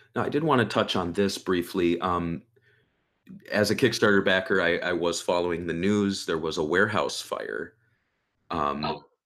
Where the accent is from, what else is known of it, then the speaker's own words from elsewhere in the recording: United States; as an American growing up